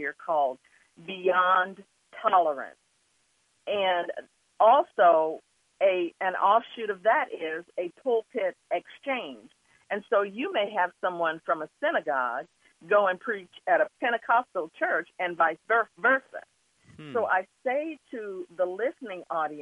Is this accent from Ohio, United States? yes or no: no; Wichita, Kansas, United States; also born or lived in Oklahoma; I was at that age, 3 years old and growing up in Wichita